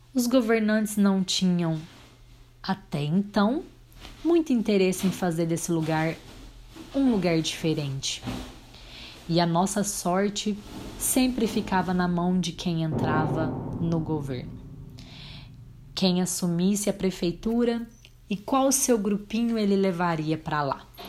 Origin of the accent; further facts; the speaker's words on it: Abadia dos Dourados, Minas Gerais, Brazil; also born or lived in Tupaciguara, Minas Gerais; nunca neguei que eu nasci em Abadia dos Dourados, Minas Gerais, Brasil. Nunca neguei que eu sou brasileira, nunca neguei que eu morasse em Tupaciguara